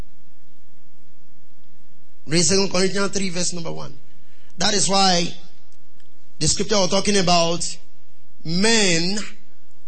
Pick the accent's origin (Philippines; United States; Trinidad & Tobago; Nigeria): Nigeria; I was ashamed of being a Nigerian